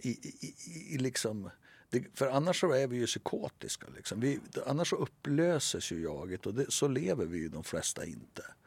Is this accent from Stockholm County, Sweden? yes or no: no; Västernorrland County, Sweden; accent: Norrländska; moved away; also born or lived in Norrbotten; Jag, jag, jag är från Västernorrland och bott i Västerbotten och Norrbotten